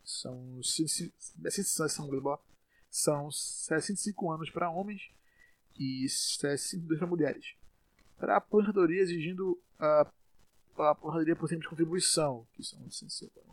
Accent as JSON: {"language": "Portuguese", "town": "Salvador", "region": "Bahia", "country": "Brazil", "said": "Eu sou aqui de Salvador, como provavelmente já sabem"}